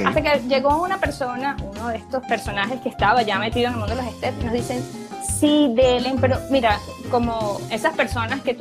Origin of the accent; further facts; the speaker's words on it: Venezuela; moved away as an adult; yo soy una venezolana, médico. Eh, salí de mi país el primero de enero del 2013 junto